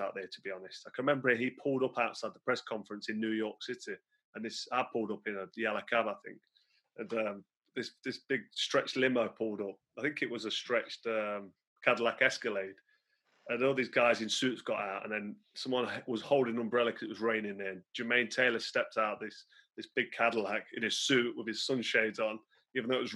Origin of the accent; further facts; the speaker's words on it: England, United Kingdom; in my hometown